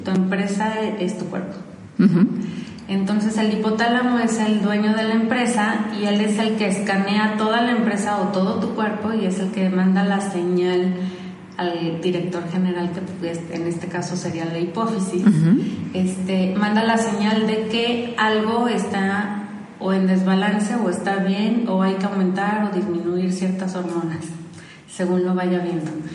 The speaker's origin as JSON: {"language": "Spanish", "town": "Guadalajara", "region": "Jalisco", "country": "Mexico", "tie": "born or raised there", "said": "Soy tapatía, nací aquí en Guadalajara."}